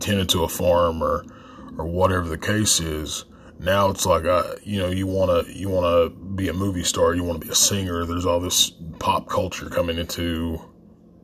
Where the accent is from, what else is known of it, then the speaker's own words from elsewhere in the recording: Appalachia, United States; a lot of us that grew up in the area